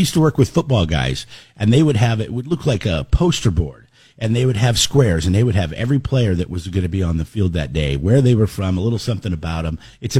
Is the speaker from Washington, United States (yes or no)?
yes; Seattle, Washington, United States; I growing up in Seattle